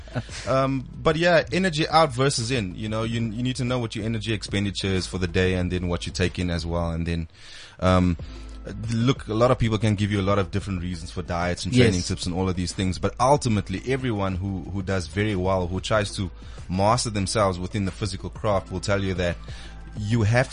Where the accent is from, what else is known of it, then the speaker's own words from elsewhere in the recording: Paarl, Western Cape, South Africa; I grew up in Paarl in the Western Cape.